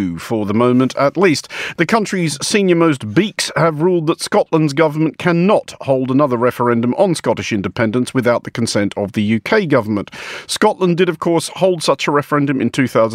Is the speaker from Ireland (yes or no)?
no; Australia; I'm Australian